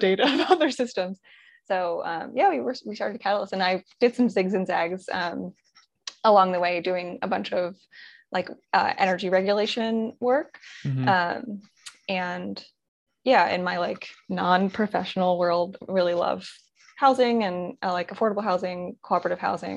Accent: just outside of Baltimore, Maryland, United States; also born or lived in Boulder; now in Philadelphia, United States; I'm from Maryland originally, just outside of Baltimore

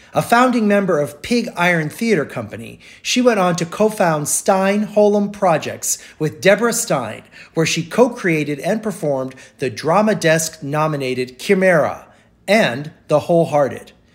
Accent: Brazil; now in United States; my mom's from from South America and I grew up in Brazil

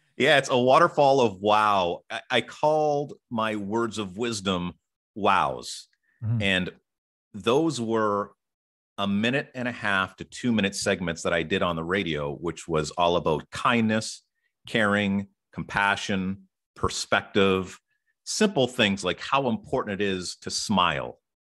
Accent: Ottawa, Ontario, Canada; I am from Ottawa, Ontario

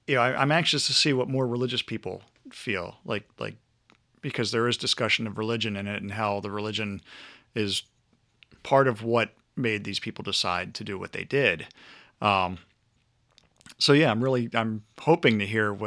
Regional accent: Maryland, United States; I'm from Maryland

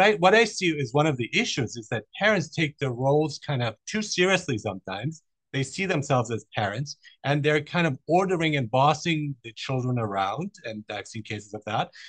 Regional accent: Germany; moved away; also born or lived in Iran; I was born in Iran. I, I grew up in Germany

